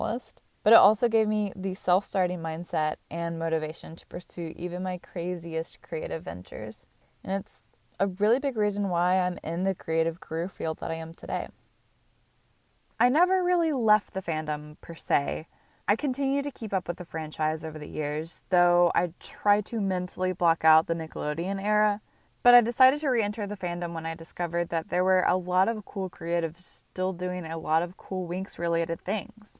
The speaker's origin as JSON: {"language": "English", "country": "United States", "tie": "born or raised there", "said": "I grew up in America"}